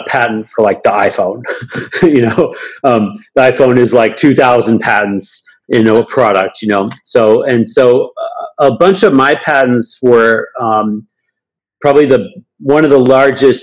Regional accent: Alaska, United States; I grew up in Alaska

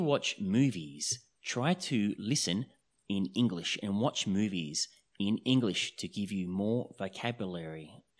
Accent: Australia; I'm from Australia.

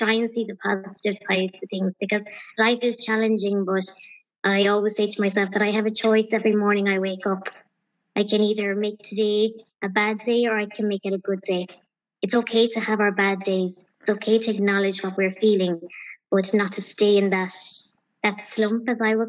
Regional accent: County Clare, Munster, Ireland; I'm from County Clare.

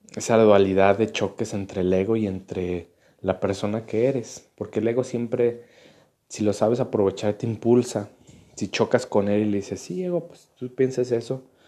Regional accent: Mexico; como mexicanos

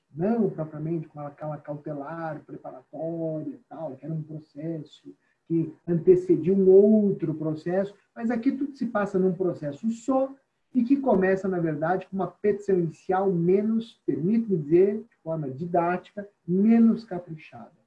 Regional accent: São Paulo, Brazil; o nosso estado de São Paulo

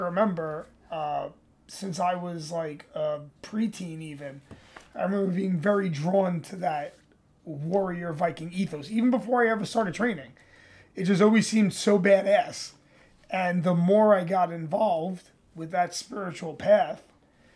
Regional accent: New York City, New York, United States; I'm from New York. I'm a native New Yorker

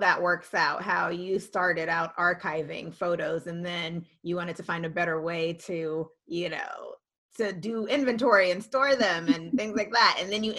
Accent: New York City, New York, United States; Whenever I tell people I'm from Staten Island, they're like, where?

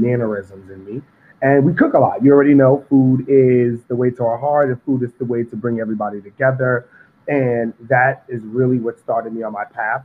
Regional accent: New York City, New York, United States; Growing up in Harlem, I'm from Harlem, Sugar Hill, 148th and Convent

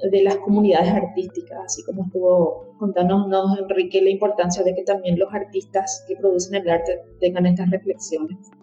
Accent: Capiatá, Central, Paraguay; yo misma soy de Capiatá

